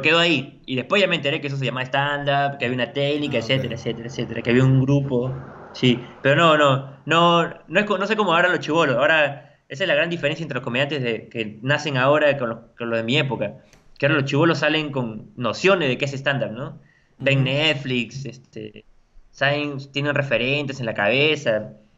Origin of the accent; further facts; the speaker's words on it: La Paz, San Miguel, Lima, Peru; soy de La Paz, de San Miguel